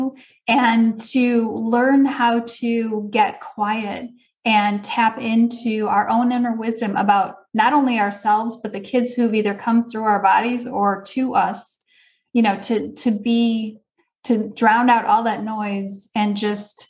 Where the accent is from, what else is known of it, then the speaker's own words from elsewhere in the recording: suburb of Milwaukee, Wisconsin, United States; I grew up in Wisconsin